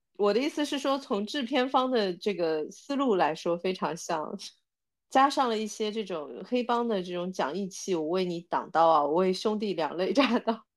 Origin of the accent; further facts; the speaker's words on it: China; 我觉得我们中国人会特别有共鸣感